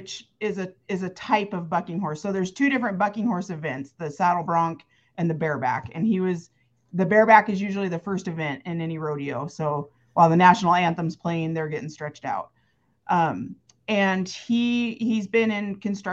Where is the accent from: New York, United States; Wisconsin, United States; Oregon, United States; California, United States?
Oregon, United States; Creswell; moved away as an adult; also born or lived in Southern Idaho; now in Montana, United States; I grew up in Creswell